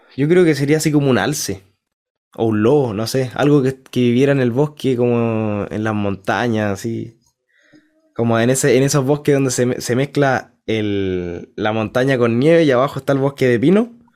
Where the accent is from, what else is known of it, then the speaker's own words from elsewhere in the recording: Concepción, Biobío, Chile; Yo nací en Conce, en Concepción